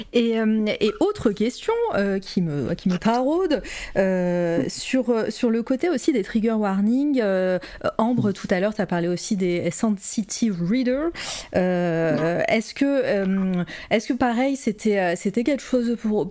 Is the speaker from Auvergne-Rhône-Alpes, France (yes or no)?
yes; Auvergne-Rhône-Alpes, France; accent: Auvergnat; Il s'est senti mon accent auvergnat là-dedans